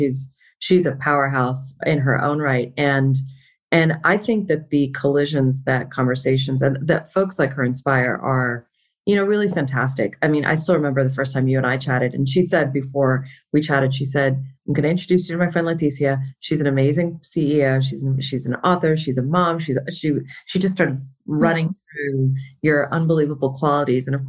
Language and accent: English; Miami, Florida, United States; first language Konkani; now in Las Vegas, United States; I hail from Miami. So I was born and raised there, but I'm ethnically Indian